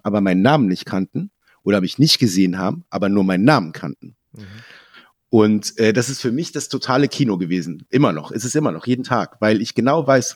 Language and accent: German; a small village in Lower Saxony, Germany; born or raised there